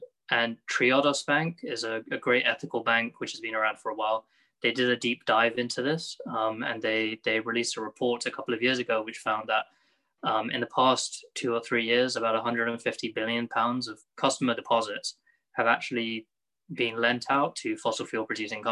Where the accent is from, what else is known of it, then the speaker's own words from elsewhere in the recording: United Kingdom; I am a British Muslim, lived here my whole life, being in the UK